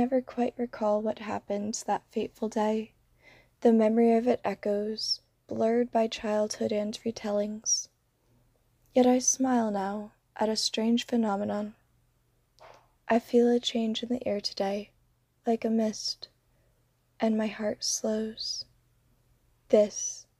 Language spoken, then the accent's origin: English; Rhode Island, United States; also born or lived in Florida; I am originally from Rhode Island